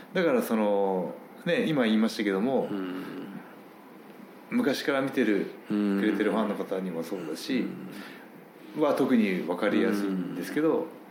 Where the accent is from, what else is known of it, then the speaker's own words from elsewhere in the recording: Gifu, Japan; 僕同じ岐阜県出身